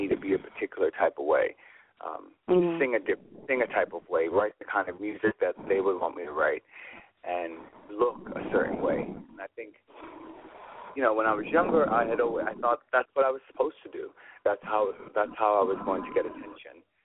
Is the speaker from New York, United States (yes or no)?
yes; New York City, New York, United States; I grew up very fast being in New York